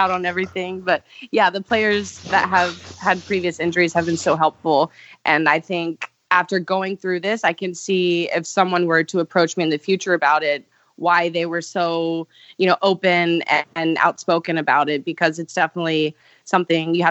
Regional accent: Charleston, South Carolina, United States; make a comeback in Charleston. So I'm so excited to go back there to my hometown

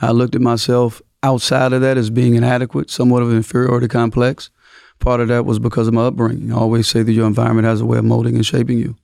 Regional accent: Mississippi, United States; moved away; I came from Mississippi

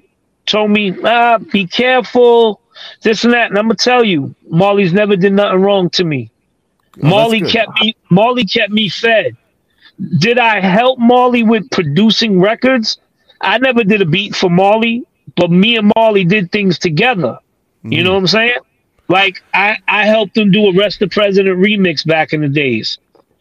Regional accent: New York City, New York, United States; I come from East New York, Brooklyn

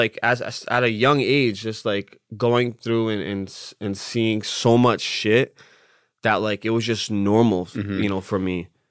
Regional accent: Lowell, Massachusetts, United States; I grew up in Lowell, Massachusetts.

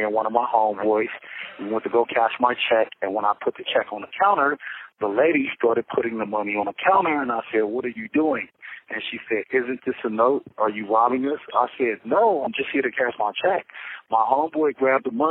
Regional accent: Los Angeles, California, United States; I'm from Los Angeles, California.

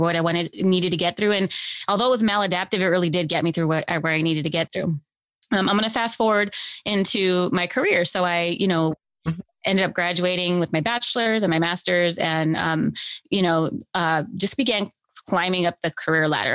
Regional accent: Los Angeles, California, United States; I grew up here in Los Angeles in foster care

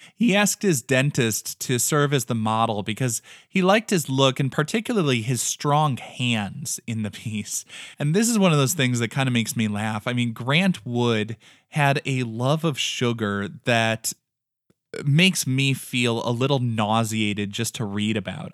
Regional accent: American Midwest, United States; we are both from the American Midwest

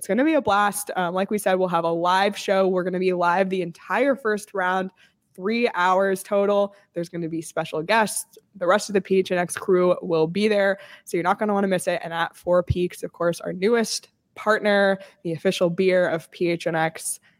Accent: Canada; now in United States; As a Canadian, I can't even be mad because that was excellent and deserved. And as much as I am Canadian and from Canada, I'm also a longtime Arizona resident.

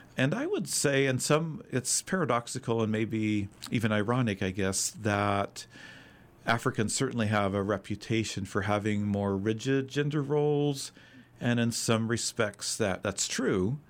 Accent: a mile and a half south of Fort Clatsop, Oregon, United States; now in Portland, United States; a mile and a half south of Fort Clatsop

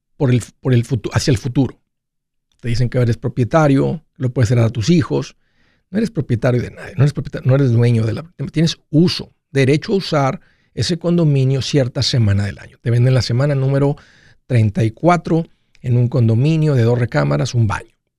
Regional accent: Matamoros, Tamaulipas, Mexico; moved away; en Matamoros, de donde yo vengo

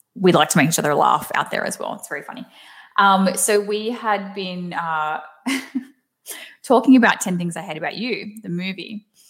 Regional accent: Australia; accent: thick Aussie; moved away as an adult; now in United States; I have tried so hard to keep my Aussie accent because I do have a very thick accent

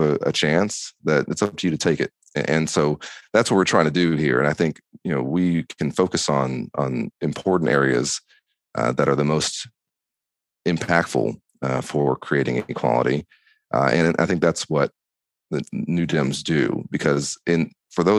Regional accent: Dallas, Texas, United States; I went to public school in Dallas

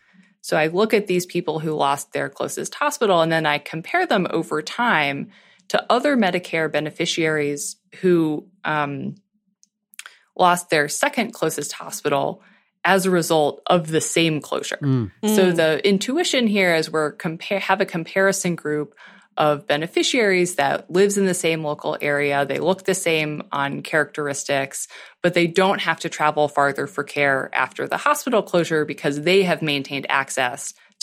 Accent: Lincolnville, Maine, United States; I'm from Lincolnville, Maine

